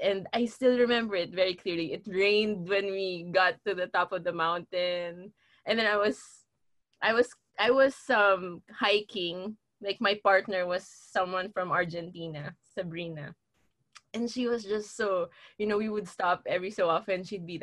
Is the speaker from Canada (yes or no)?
no; Manila, Metro Manila, Philippines; now in Bacolod, Philippines; I grew up in Manila, right? So when we moved to Bacolod